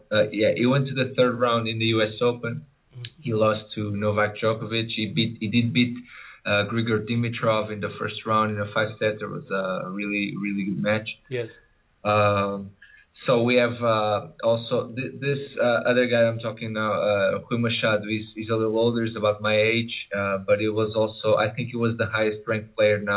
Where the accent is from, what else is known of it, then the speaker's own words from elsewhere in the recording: Mozambique; also born or lived in Porto, Portugal; Uh, I, I just turned 29 years old. Uh, I, I'm from Portugal. I was born in Portugal, but I was raised in Mozambique.